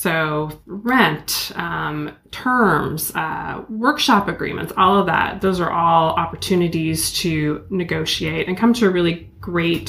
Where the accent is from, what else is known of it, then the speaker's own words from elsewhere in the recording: Eugene, Oregon, United States; I grew up in Eugene, Oregon